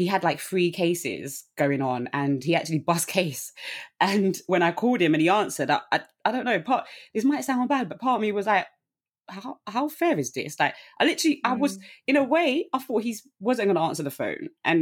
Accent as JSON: {"language": "English", "region": "London", "country": "United Kingdom", "said": "I'm from Southeast London."}